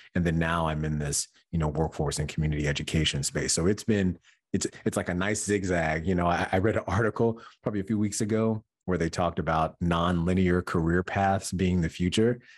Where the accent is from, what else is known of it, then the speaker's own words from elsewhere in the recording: Michigan, United States; moved away as an adult; now in New York, United States; I'm originally from Michigan.